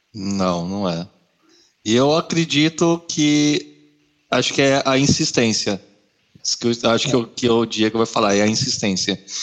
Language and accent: Portuguese; Marília, São Paulo, Brazil; moved away as an adult; also born or lived in Atlanta / Montreal / Boston; now in Ottawa, Canada; eu sou nascido e criado no interior de São Paulo, na cidade de Marília